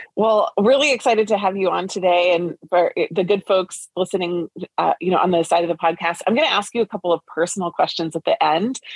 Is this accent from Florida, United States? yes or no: no; Lancaster, Pennsylvania, United States; I grew up in Lancaster, Pennsylvania